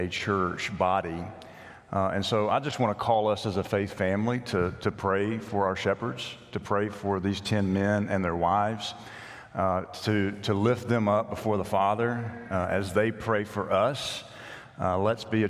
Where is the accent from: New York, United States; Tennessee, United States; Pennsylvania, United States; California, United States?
Tennessee, United States; Nashville; moved away; the congregation I grew up at in Nashville